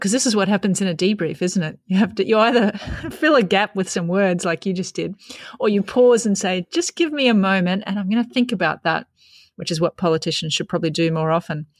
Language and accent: English; Australia